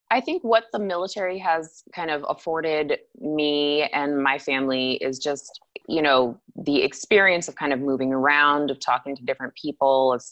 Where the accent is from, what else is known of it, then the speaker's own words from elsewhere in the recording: Anchorage, Alaska, United States; Anchorage is beautiful and I, you know, that's my hometown and I still have family there and that's great.